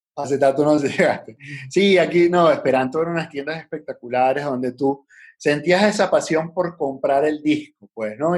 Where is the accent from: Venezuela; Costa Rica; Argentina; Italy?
Venezuela; also born or lived in Lima, Peru / Caracas, Venezuela / Puerto Ordaz, Venezuela; a los seis años, después de vivir unos seis añitos allá en Lima, eh, nos vinimos para acá, para Venezuela